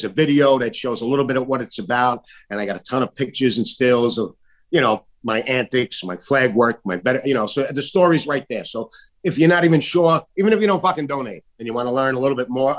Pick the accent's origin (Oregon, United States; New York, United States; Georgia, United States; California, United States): New York, United States; New York City; in Staten Island, my hometown